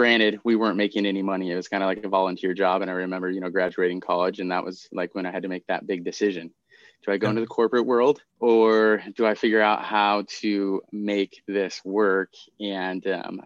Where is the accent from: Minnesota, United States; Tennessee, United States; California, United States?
Minnesota, United States; Minneapolis; moved away as an adult; also born or lived in Seattle, Washington; now in Bellingham, United States; My mom and stepdad, we moved out to Minneapolis. So I lived in Minneapolis through high school